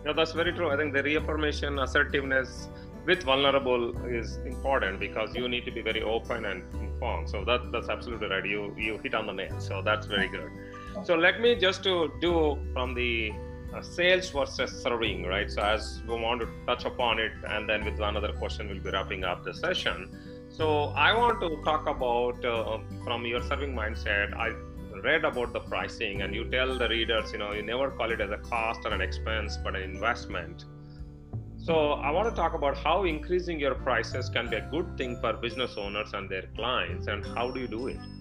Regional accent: India; now in United States; I'm from India, and we are now in US

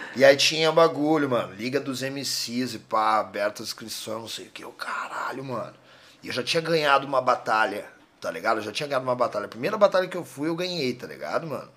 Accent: Porto Alegre, Rio Grande do Sul, Brazil; a gente é da Vila Nova. E aí, só que eu nasci lá e morei até os 20 anos lá

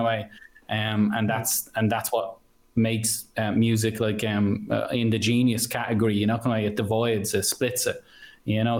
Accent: Ireland; moved away; I'm from mm. Ireland

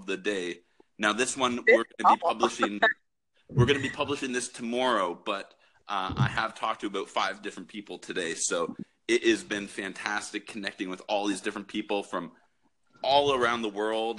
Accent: Canada; As a Canadian

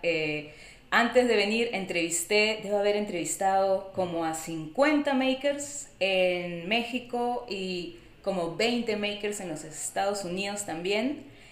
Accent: Lima, Peru; moved away as an adult; also born or lived in New York, United States; now in San Diego, United States; soy de Perú, soy de Lima

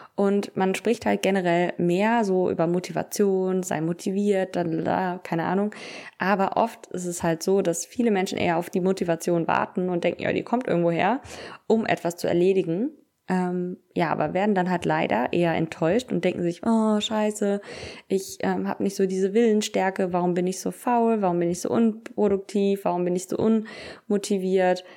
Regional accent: Cologne, North Rhine-Westphalia, Germany; bei uns in Köln ist ja Karneval

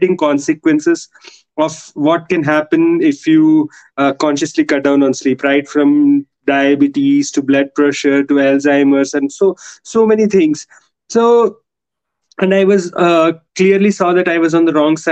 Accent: Hyderabad, Telangana, India; I am from India.

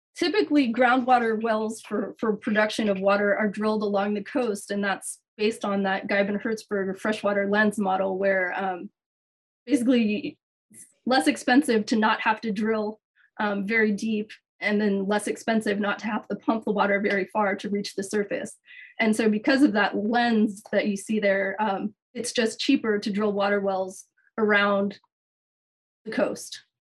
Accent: San Francisco Bay Area, California, United States; moved away as an adult; also born or lived in Los Angeles, United States; now in Hawaii, United States; I'm originally from the San Francisco Bay Area and left there before Silicon Valley took off

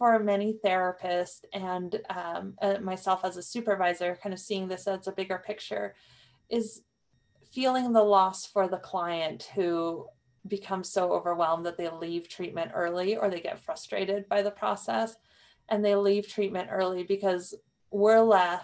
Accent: New Mexico, United States; growing up in New Mexico

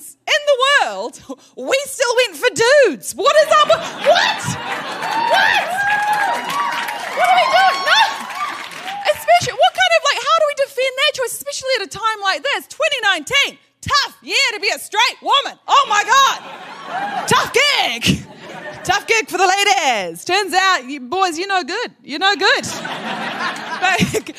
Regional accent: New Zealand; I am from New Zealand

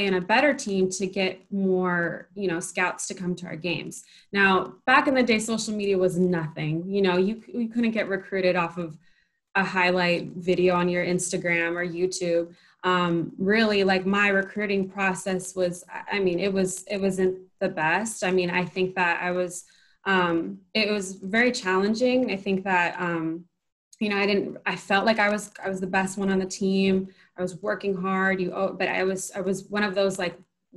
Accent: Carson, California, United States; also born or lived in San Francisco, California; I'm from Carson, California. I grew up playing in the South Bay area

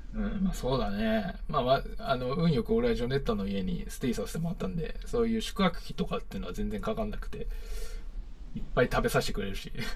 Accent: Akita, Japan; 地元の秋田

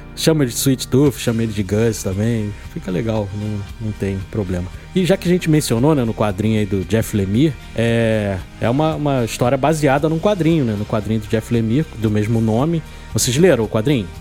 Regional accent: Rio de Janeiro, Brazil; aqui no Rio de Janeiro, eu que sou do Rio de Janeiro

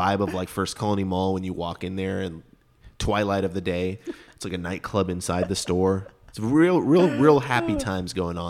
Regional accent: Texas, United States; We grew up in Texas.

